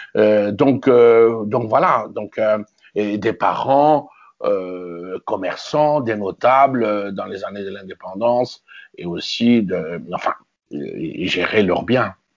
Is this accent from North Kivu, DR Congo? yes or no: no; Kinshasa, DR Congo; moved away as an adult; also born or lived in Kasai / Brussels, Belgium / Amiens, France; Je suis né à Kinshasa le 30 octobre 1957.